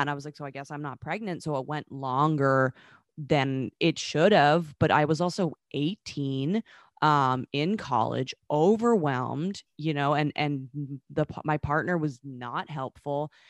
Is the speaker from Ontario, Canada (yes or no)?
no; Vancouver, British Columbia, Canada; moved away; Vancouver, um, which is my hometown